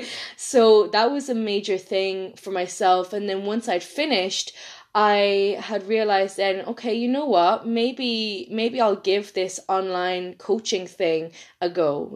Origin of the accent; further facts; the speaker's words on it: Ireland; accent: Irish; I'm from Ireland